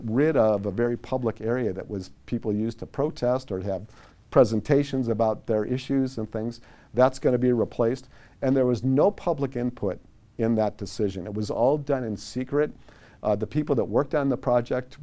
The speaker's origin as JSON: {"language": "English", "town": "Chicago", "region": "Illinois", "country": "United States", "tie": "born or raised there", "moved": "as an adult", "lives_now": "Sacramento, United States", "said": "I grew up in Chicago under Mayor Richard J. Daley the first."}